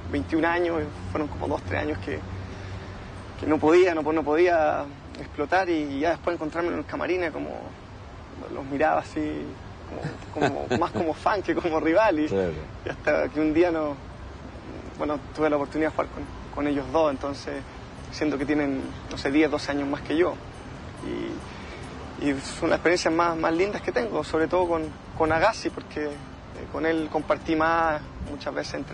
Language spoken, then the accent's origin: Spanish; La Reina, Santiago Metropolitan Region, Chile; En La Reina.